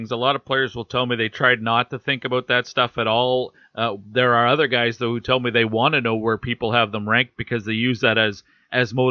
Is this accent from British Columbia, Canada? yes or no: yes; Kamloops, British Columbia, Canada; I grew up in Kamloops, BC.